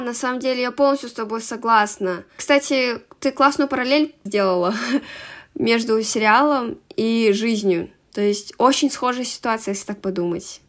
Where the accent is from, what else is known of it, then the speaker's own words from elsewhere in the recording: Karaganda, Karaganda Region, Kazakhstan; я из Казахстана, город Караганда